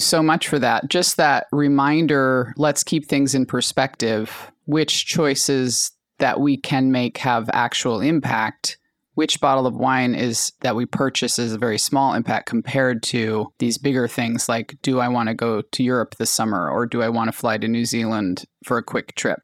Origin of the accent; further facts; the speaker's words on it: Alaska, United States; now in California, United States; I grew up in Alaska and my family's indigenous to that area.